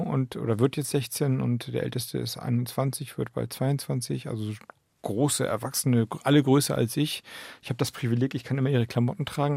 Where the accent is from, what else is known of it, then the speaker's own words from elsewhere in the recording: Heikendorf, Schleswig-Holstein, Germany; moved away as an adult; also born or lived in Flensburg; das ist eigentlich mein Heimatort. Da bin ich groß geworden. Da habe ich die Zeit dann eben von 4 bis 18 bis zum Abitur verbracht